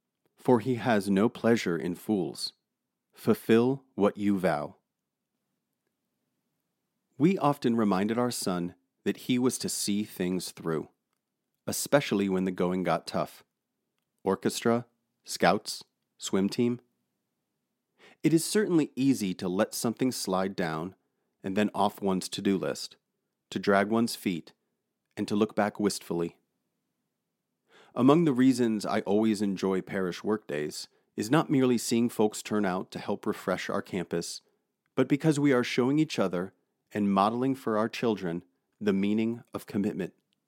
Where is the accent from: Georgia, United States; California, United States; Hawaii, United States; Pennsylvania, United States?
Georgia, United States; My wife and I grew up in Georgia and New York City, respectively, separated by more than 900 miles.